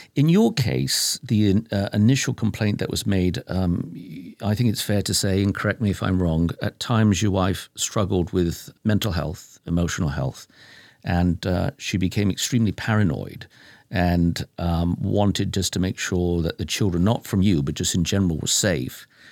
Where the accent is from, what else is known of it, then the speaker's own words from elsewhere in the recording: Lancashire, North West England, United Kingdom; I'm from Lancashire. That's my territory.